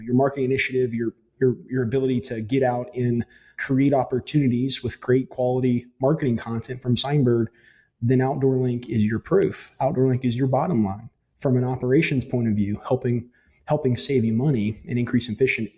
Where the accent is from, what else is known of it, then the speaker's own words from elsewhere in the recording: Huntsville, Alabama, United States; now in Tuscaloosa, United States; I was actually born and raised in Huntsville